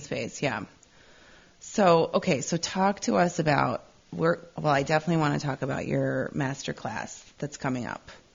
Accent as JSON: {"language": "English", "region": "Midwest", "country": "United States", "tie": "born or raised there", "said": "growing up in the Midwest"}